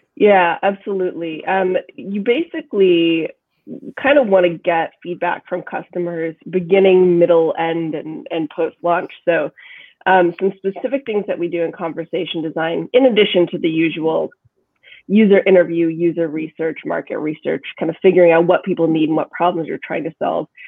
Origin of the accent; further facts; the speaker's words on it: Kansas, United States; now in Brooklyn, United States; I'm from Kansas where people you talk and then you stop talking and then the other person starts talking. now I live in Brooklyn